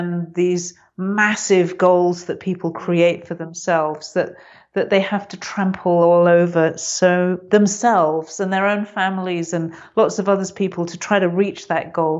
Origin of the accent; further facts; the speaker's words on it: England, United Kingdom; I'm very English, as you probably noticed.